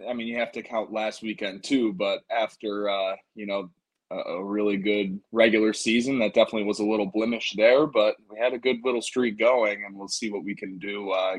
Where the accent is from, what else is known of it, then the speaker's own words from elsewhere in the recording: Buffalo, New York, United States; so I grew up in Buffalo